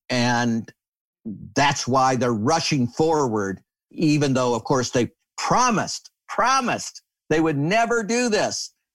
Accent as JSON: {"language": "English", "region": "Michigan", "country": "United States", "tie": "born or raised there", "said": "I grew up in Michigan"}